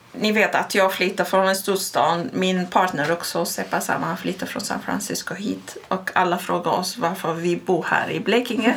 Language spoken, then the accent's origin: Swedish; Baghdad, Baghdad Governorate, Iraq; Swedish is a second language; now in Sweden; Jag har vuxit upp i Bagdad